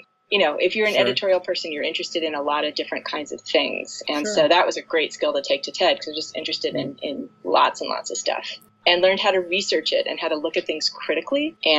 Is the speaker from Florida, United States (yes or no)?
no; Toledo, Ohio, United States; growing up in Toledo